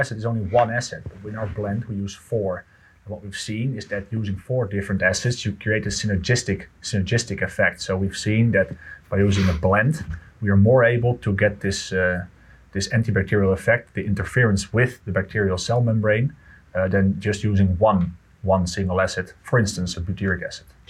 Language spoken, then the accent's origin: English; Netherlands; I'm from the Netherlands